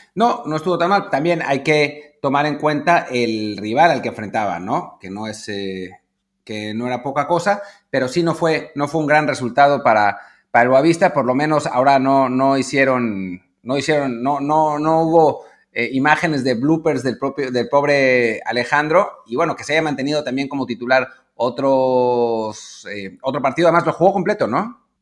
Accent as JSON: {"language": "Spanish", "country": "Mexico", "said": "como aficionados mexicanos"}